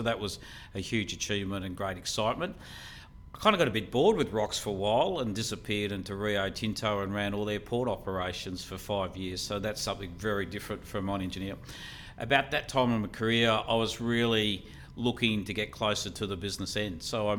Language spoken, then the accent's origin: English; Queensland, Australia; I'm a Queenslander, so don't hold that against me. Yeah, I always say you can take the boy out of Queensland, but not Queensland out of the boy.